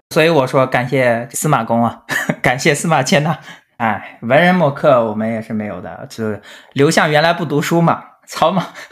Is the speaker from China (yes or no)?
yes; Suqian, Jiangsu, China; moved away as an adult; now in Atlanta, United States; 我自己是以这个我来自宿迁感到骄傲的